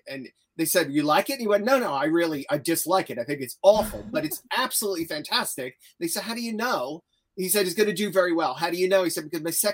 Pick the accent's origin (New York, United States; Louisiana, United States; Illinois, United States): New York, United States; moved away as an adult; now in England, United Kingdom; I live in England. I'm originally from New York, was born in New York. I came to England to avoid law school